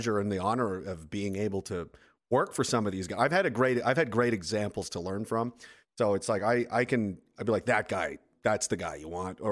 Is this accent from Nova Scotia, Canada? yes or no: yes; Nova Scotia, Canada; moved away as an adult; now in Saskatoon, Canada; I am from Nova Scotia. I'm currently in Saskatoon area